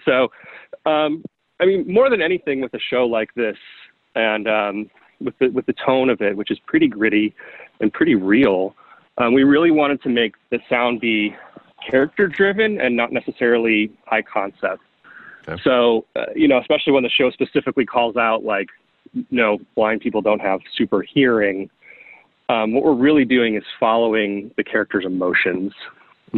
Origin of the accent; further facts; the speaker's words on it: Iowa, United States; moved away; I grew up in the Midwest as well. I grew up in Iowa